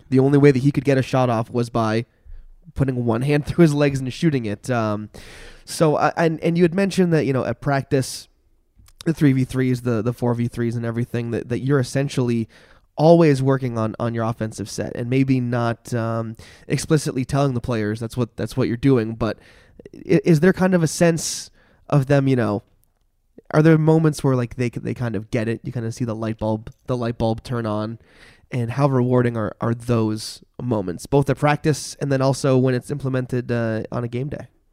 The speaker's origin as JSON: {"language": "English", "town": "Barre", "region": "Vermont", "country": "United States", "said": "I'm from Barrie"}